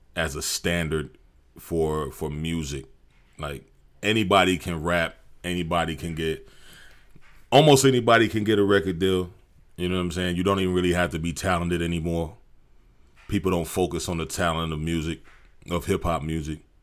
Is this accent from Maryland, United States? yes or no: yes; Maryland, United States; moved away as an adult; now in Austin, United States; I'm originally from Maryland.